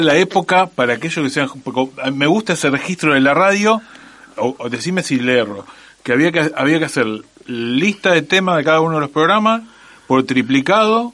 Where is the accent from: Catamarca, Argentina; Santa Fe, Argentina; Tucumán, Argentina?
Santa Fe, Argentina; Rosario